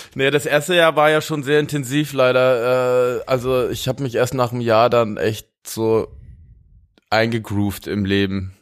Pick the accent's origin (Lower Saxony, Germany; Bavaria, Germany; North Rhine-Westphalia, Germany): Bavaria, Germany; near Munich; ich bin ja da, wo ich aufgewachsen bin bei München, da, mit den FC Bayern Spielern wirklich direkt aufgewachsen